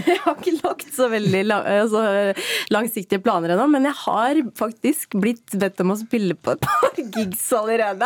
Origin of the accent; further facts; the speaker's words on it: Norway; barndommen min i Ingerkollen